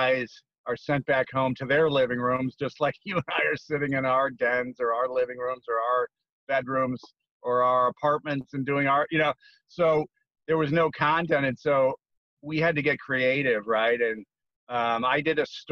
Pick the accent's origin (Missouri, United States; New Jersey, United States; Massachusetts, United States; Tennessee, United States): Missouri, United States; St. Louis; moved away; also born or lived in Bay Area, California; I was on the West Coast covering baseball for the first almost about 25 years of my career, but I'm actually from St. Louis.